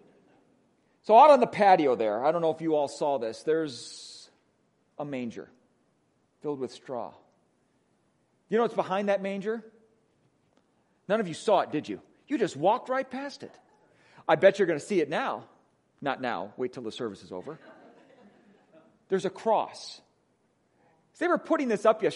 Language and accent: English; Wisconsin, United States; accent: Wisconsin; moved away; my Wisconsin accent